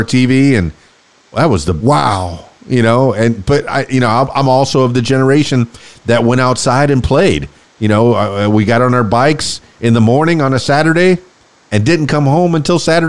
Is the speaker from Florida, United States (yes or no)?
yes; Miami, Florida, United States; I grew up in Miami in near the Everglades, and I played out there with alligators